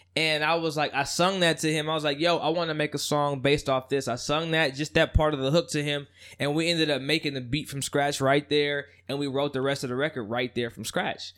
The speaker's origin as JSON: {"language": "English", "town": "Union City", "region": "California", "country": "United States", "tie": "born or raised there", "also_born_or_lived": "Oakland / Los Angeles", "said": "Born and raised in the Bay. Uh, born and raised in Union City"}